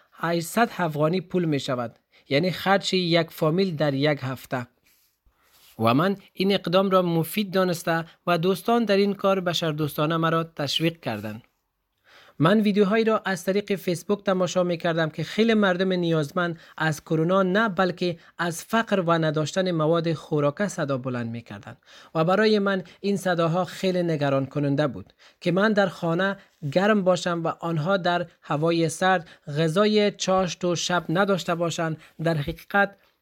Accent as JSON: {"language": "Persian", "country": "Afghanistan", "moved": "yes", "lives_now": "Germany", "said": "شخص خودم از افغانستان هستم"}